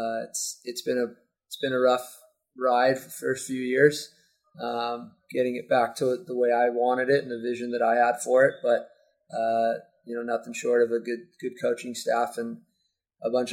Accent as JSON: {"language": "English", "town": "Newport Beach", "region": "California", "country": "United States", "tie": "born or raised there", "said": "I grew up in Newport, been playing in this program since I was 9 years old"}